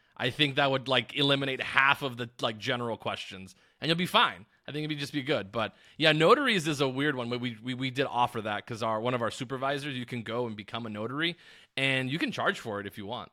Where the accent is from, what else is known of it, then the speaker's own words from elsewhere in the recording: Tucson, Arizona, United States; moved away as an adult; now in Las Vegas, United States; I'm originally from Arizona, which I'm from Tucson, Arizona